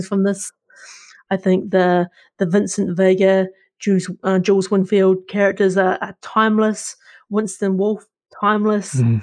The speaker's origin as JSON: {"language": "English", "country": "New Zealand", "tie": "born or raised there"}